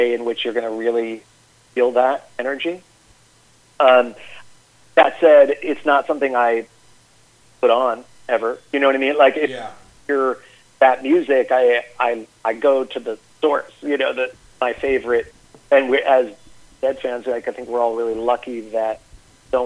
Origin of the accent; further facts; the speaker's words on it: Albany, New York, United States; I grew up in Albany, New York